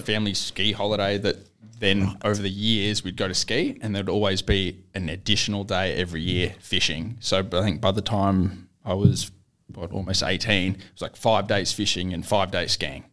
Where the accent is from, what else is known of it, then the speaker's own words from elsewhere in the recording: Gold Coast, Queensland, Australia; growing up on the Gold Coast